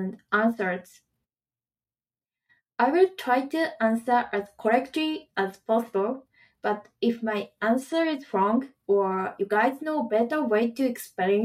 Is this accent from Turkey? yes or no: no; Japan; English is a second language; moved away as an adult; now in Vancouver, Canada; I'm from Japan and currently live in Vancouver